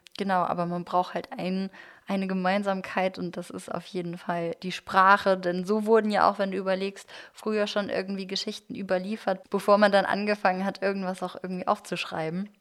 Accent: Germany; ich bin wirklich komplett Kartoffel hier. Beide Eltern aus Deutschland

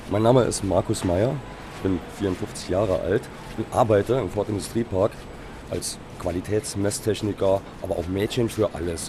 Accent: Saarland, Germany; Wir sind Saarländer

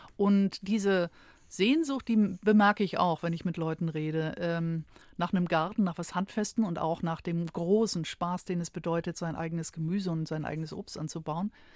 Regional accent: Schleswig-Holstein, Germany; moved away; also born or lived in Hamburg; Also ich bin geboren in Schleswig-Holstein, jetzt bin ich wieder in Schleswig-Holstein gelandet

